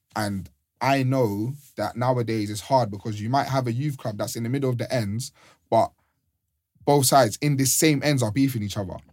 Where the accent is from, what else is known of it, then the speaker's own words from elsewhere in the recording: London, United Kingdom; where I'm from, I grew up in Mozart